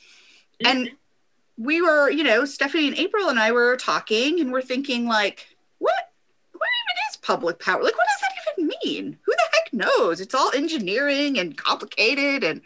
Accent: Omaha, Nebraska, United States; now in Lincoln, United States; I am from Omaha.

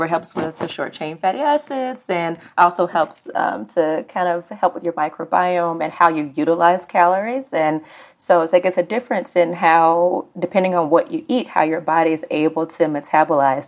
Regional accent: Birmingham, Alabama, United States; I'm from Birmingham, Alabama. It is the land of all things fried and all things are soaked in butter

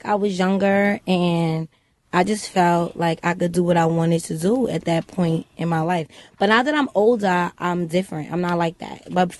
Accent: Trinidad & Tobago; moved away; also born or lived in Brooklyn; I'm from Trinidad.

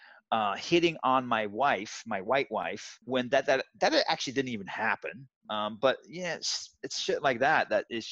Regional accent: Zwijndrecht, South Holland, Netherlands; moved away; I grew up in the Netherlands in a very small town. I'll pronounce it Zwijndrecht.

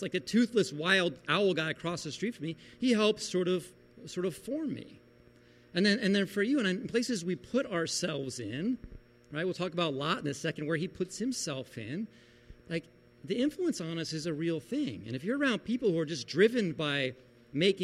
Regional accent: Beach Haven, New Jersey, United States; moved away; we went back to Beach Haven, New Jersey, where I grew up

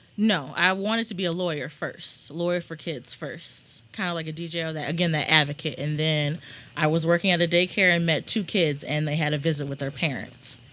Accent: Rolla, Missouri, United States; moved away as an adult; now in St. Louis, United States; I'm from Rolla, small little town, about two hours from here

